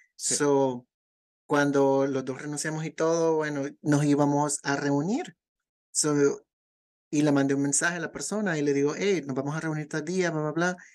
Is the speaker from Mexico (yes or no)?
no; El Salvador; now in United States; en El Salvador todavía vivimos